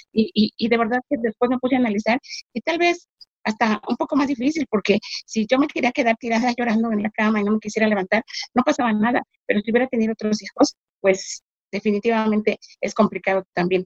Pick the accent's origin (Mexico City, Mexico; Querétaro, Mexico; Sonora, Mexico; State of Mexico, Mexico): Mexico City, Mexico; soy de México, Ciudad de México.